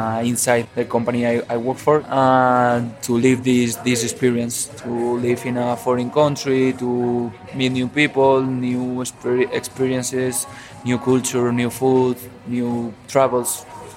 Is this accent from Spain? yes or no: yes; Spain; moved away as an adult; now in Mexico City, Mexico; I'm from Spain. I'm 27 years old, and I'm here in Mexico City working for a Spanish company. I've just done 1 year here.